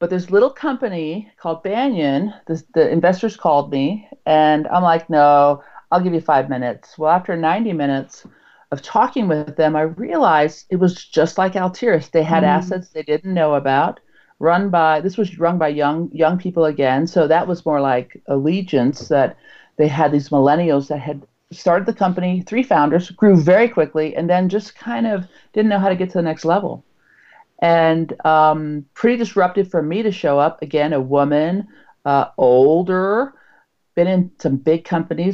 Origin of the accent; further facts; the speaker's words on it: Utah, United States; I'm from Utah